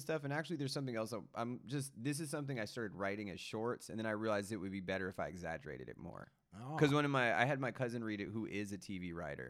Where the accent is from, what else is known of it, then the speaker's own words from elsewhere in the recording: Fresno, California, United States; now in Los Angeles, United States; I kind of left it back in my hometown because I didn't make it up. But it's Where's your hometown? Fresno.